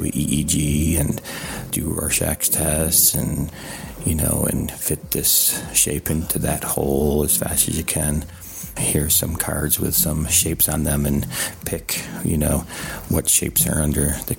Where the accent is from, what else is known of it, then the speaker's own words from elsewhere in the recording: Rochester, New York, United States; now in Arlington, United States; I'm calling from Arlington, Virginia. I'm originally from Rochester, New York.